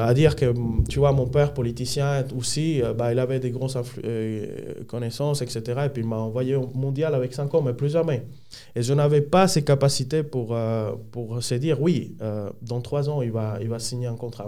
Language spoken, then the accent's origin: French; Dominican Republic; French is a second language; moved away as an adult; now in Switzerland; Je viens de la République dominicaine. je suis né un samedi 23 à 11h.